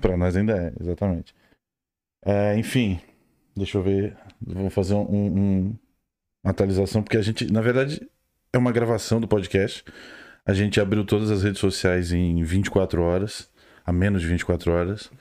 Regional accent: Rio Grande do Sul, Brazil; moved away as an adult; now in Ireland; eu sou do Rio Grande do Sul. Estou na Irlanda há quase dois anos já

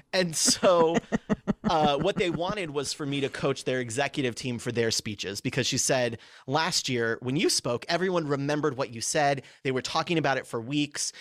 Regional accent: California, United States; moved away; also born or lived in Chicago; I grew up out here. So we moved to California

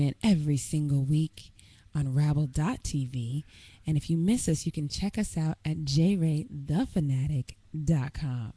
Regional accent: Denver, Colorado, United States; I'm from the Mile High City. That's where I was born and bred.

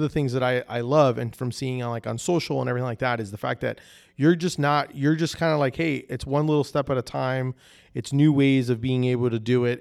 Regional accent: New Jersey, United States; now in Orlando, United States; I'm originally from New Jersey up north. but I've been in Florida for so long, and in Orlando for so, for, like, over twenty-something years

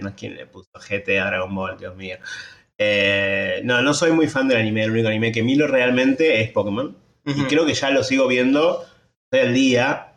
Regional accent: Argentina; somos argentinos

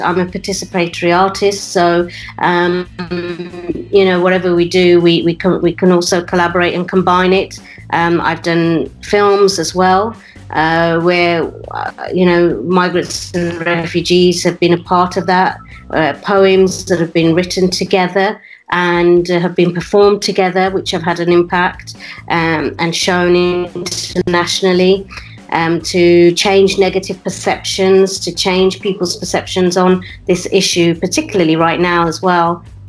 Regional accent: West Midlands, United Kingdom; My parents were migrants to the UK, and that's where I was uh, brought up

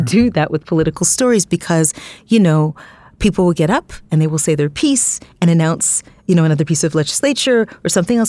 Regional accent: Toronto, Ontario, Canada; I grew up in Scarborough, Ontario, Canada

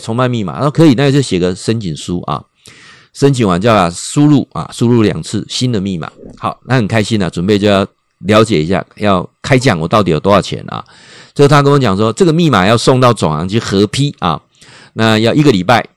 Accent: Taiwan; accent: Taiwanese accent; 他知道我是台湾来的。你其实他们一听就知道我们台湾来的。他说我们台湾人讲话有一个台湾腔啦

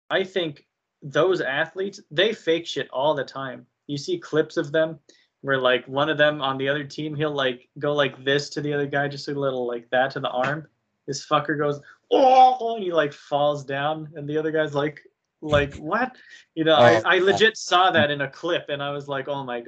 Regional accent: United States; I'm an American, but also I'm a patriot

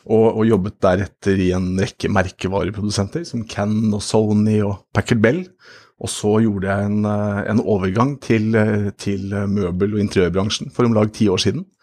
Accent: Tynset, Innlandet, Norway; born there; jeg er født på Tynset som Solan Gundersen.

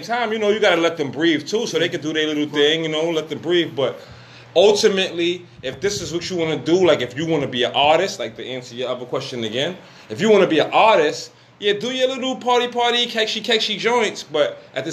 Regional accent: New York City, New York, United States; I'm from Brooklyn

